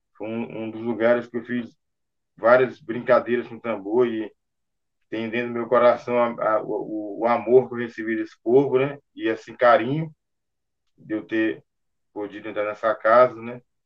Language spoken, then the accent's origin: Portuguese; São Luís, Maranhão, Brazil; eu sou natural de São Luís do Maranhão.